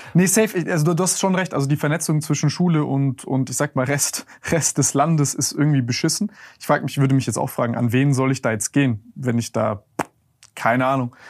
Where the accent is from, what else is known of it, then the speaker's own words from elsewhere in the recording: Germany; wir als Deutsche in Deutschland